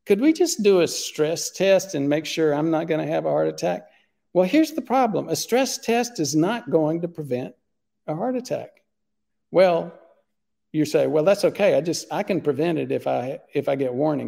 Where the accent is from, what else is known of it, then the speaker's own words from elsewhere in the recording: Southeast United States, United States; I grew up in the Southeast United States, the land of sweet tea.